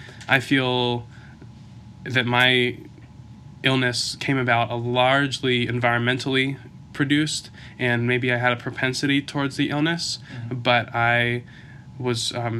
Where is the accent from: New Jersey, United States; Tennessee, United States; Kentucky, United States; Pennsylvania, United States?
Kentucky, United States; born there; also born or lived in Belgium / Connecticut / Ohio; now in Issaquah, United States; And I was born in Kentucky. We moved around based on my dad's work, which brought us to Belgium for a while, to Connecticut, to Ohio, and eventually to Issaquah.